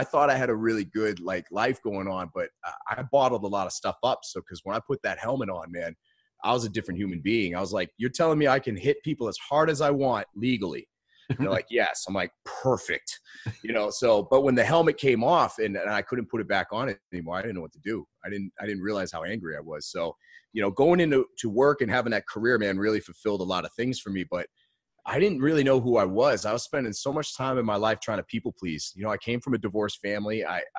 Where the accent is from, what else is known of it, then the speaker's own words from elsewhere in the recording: Maine, United States; now in Austin, United States; So, I am originally from Maine, born and raised. And I spent the last 12 years in Austin, Texas. My wife and I are both from Maine.